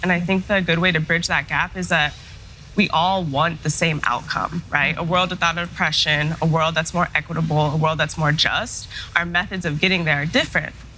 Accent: Denver, Colorado, United States; also born or lived in Michigan / Chicago; I was born and raised in Denver, Colorado

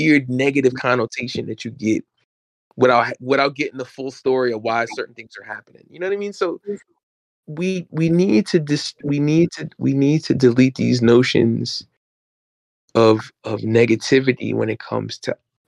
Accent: New York, United States; where I grew up in New York, people used to say I sound white

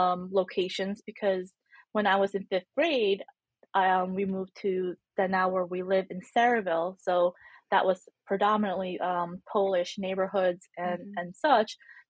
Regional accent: Bacolod, Western Visayas, Philippines; born there; So I was born in the Philippines in, I don't know if I want to say tiny town. It's not a town, it's a city. It's called Bacolod City, or well known as the City of Smiles in the island of Negros Occidental

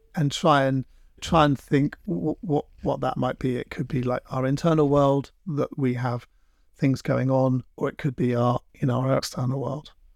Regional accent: London, United Kingdom; moved away as an adult; now in Devon, United Kingdom; I grew up in London and I never really got, I, I was a bit of a city boy

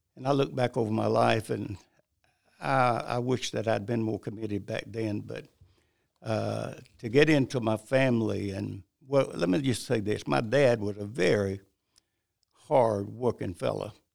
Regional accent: Bennettsville, South Carolina, United States; also born or lived in High Point, North Carolina; I really grew up in South Carolina

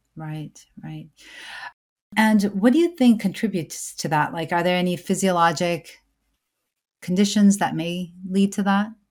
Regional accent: United States; I'm an American born certified O B G Y N

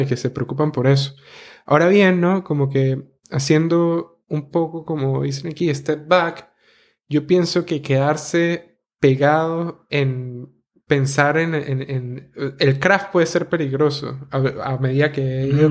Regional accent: San Cristóbal, Táchira, Venezuela; accent: gocho; moved away; viniendo de ese pueblo tan bonito que es San Cristóbal o ciudad

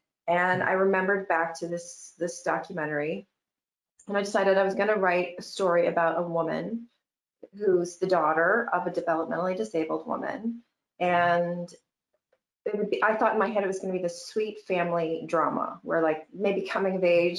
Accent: Michigan, United States; Growing up in Michigan, you know, things are a little conservative and a little prudy.

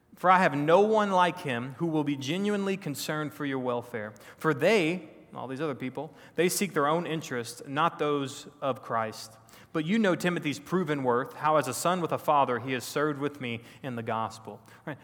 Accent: Texas, United States; I grew up in Texas, born and raised a Texan

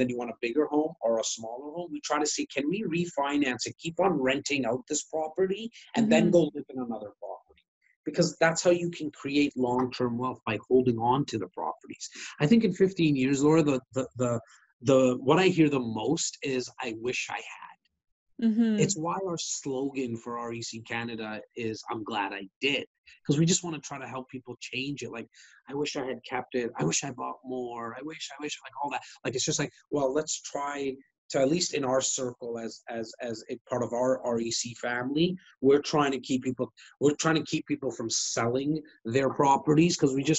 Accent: Wrexham, Wales, United Kingdom; moved away; But I'm born and raised in Wrexham. That's where my heart is at, for sure.

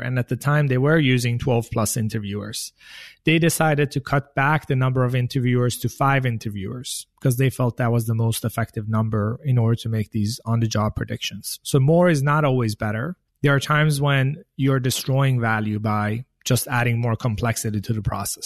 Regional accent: Sweden; now in United States; I grew up in Sweden, in the countryside of Sweden

